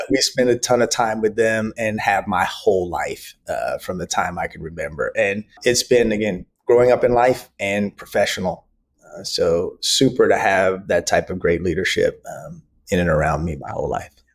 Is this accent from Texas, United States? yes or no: yes; Dallas, Texas, United States; I grew up in Dallas, Texas